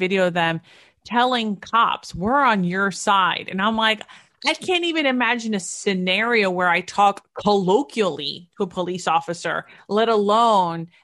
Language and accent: English; United States; Is it because I grew up in the New York City, New Jersey area